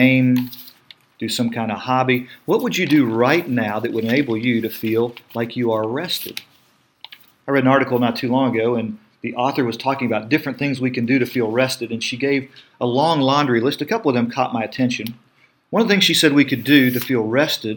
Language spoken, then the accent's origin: English; United States